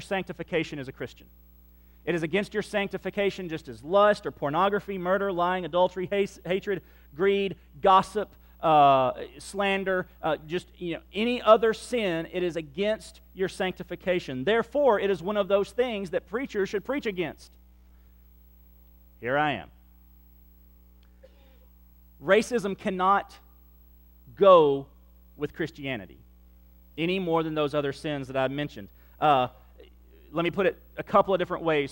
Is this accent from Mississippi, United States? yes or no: yes; Central Mississippi, United States; moved away; also born or lived in Livingston Parish, Louisiana; I am a child of Central Mississippi in the 1970s